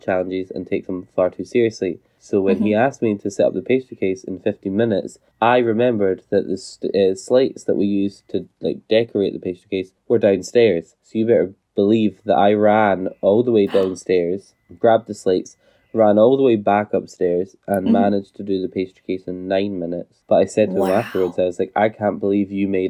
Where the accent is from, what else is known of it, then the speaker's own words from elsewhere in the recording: United Kingdom; I am British. Not by choice, but I am British